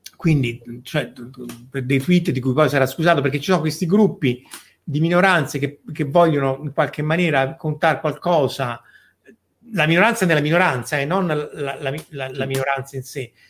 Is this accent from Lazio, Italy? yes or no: yes; Rome, Lazio, Italy; io sono di Roma come Verusca